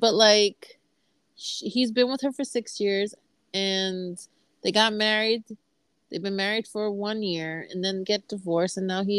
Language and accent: English; New York City, New York, United States; We're from the Bronx.